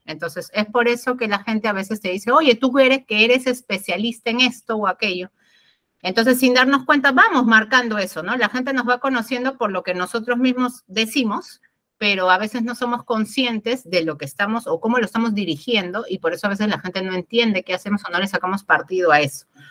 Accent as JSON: {"language": "Spanish", "country": "Peru", "said": "de Perú"}